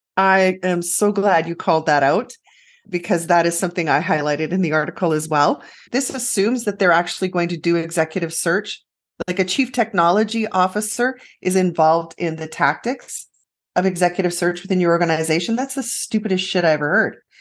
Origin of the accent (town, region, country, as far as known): Western Canada, Canada; born or raised there